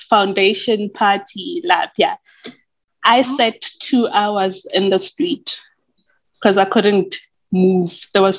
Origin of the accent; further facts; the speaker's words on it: Mamelodi, Gauteng, South Africa; is a girl from Mamelodi. I was born and bred there. Yes. I'm from Mamelodi.